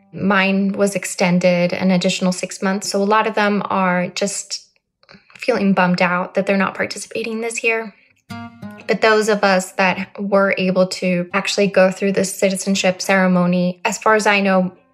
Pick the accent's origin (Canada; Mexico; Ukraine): Mexico; Mexico City; now in New York City, United States; I am an immigrant from Mexico City. My family and I migrated here in the early 90s. And I became a U.S. citizen on October 6, 2020